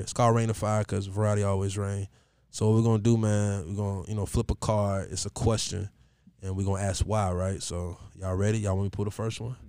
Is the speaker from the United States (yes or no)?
yes; Columbus, Ohio, United States; I'm from Columbus